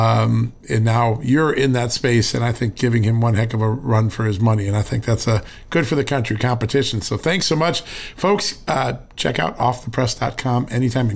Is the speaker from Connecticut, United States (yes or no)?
yes; Connecticut, United States; now in Virginia, United States; the state I grew up in, Connecticut